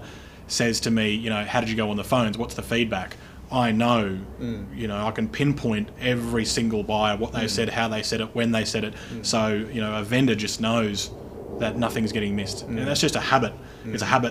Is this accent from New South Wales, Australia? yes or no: no; Brisbane, Queensland, Australia; we're both from Brisbane